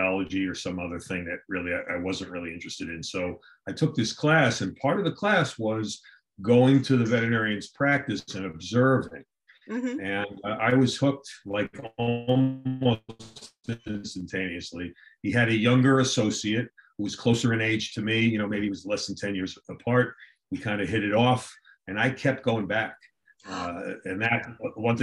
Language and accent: English; New York City, New York, United States; moved away as an adult; also born or lived in Gainesville, Florida; now in Connecticut, United States; I grew up in Staten Island, New York